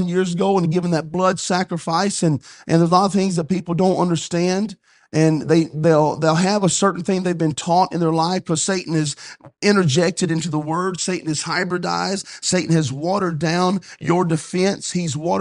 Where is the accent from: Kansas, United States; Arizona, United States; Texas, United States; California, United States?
Kansas, United States; Wichita; moved away; I was from Kansas, from Wichita area